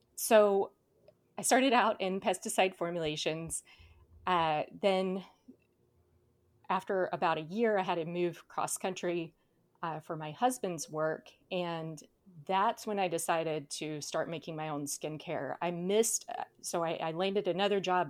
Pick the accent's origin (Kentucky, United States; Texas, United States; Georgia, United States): Georgia, United States; South; now in Southern California, United States; I grew up in South Georgia